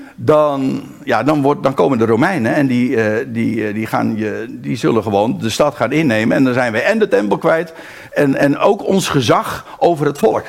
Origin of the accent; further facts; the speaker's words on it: Aalsmeer, North Holland, Netherlands; also born or lived in Haarlem; now in Rijnsburg, Netherlands; in het eerste geval ben ik daar geboren. Maar ik ben opgegroeid in Aalsmeer en vervolgens ben ik gaan wonen in, in Rijnsburg.